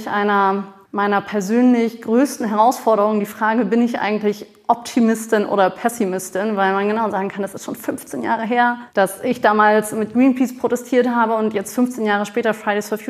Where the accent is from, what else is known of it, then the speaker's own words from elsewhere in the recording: Hamburg, Germany; Ich bin so seit drei Jahren, gut drei Jahren wieder zurück in Hamburg.